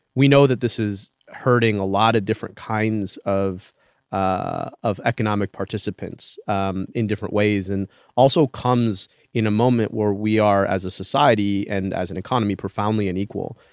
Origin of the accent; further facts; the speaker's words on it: Detroit, Michigan, United States; my hometown in Detroit